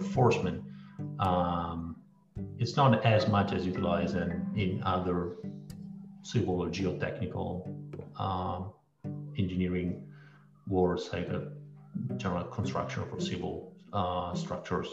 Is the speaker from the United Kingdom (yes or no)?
no; Italy; moved away as an adult; also born or lived in Illinois / New York City / Washington, District of Columbia, United States; now in Florida, United States; born and raised in Italy